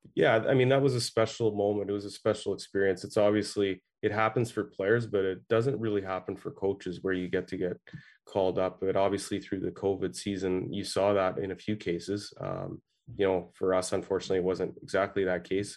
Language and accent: English; Ottawa, Ontario, Canada; I grew up in Ottawa here